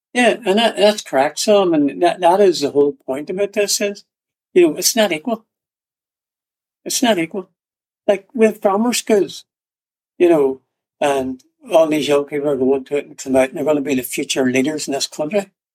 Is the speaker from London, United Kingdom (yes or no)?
no; Northern Ireland, United Kingdom; I was born in Northern Ireland, part of the UK